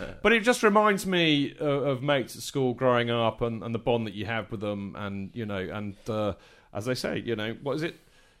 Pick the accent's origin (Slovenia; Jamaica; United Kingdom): United Kingdom; Winchester, South East England; moved away as an adult; now in London, United Kingdom; I came from Winchester.